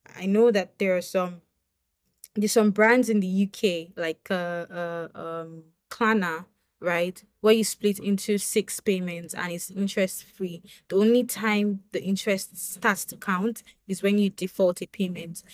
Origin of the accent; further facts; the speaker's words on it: Nigeria; as a Nigerian woman